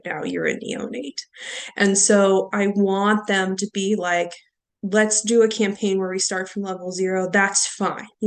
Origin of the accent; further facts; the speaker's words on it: Pittsburgh, Pennsylvania, United States; I am from Pittsburgh.